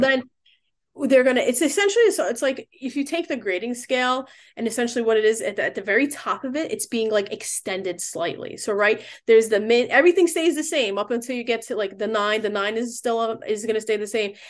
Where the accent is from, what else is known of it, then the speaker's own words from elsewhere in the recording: New York City, New York, United States; I was born in the Bronx